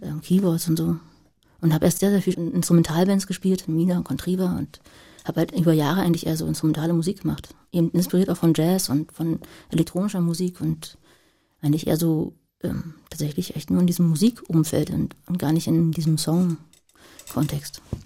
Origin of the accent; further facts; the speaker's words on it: Berlin, Germany; also born or lived in Marzahn, Berlin; ich in Lichtenberg groß geworden, habe ich in Marzahn gelebt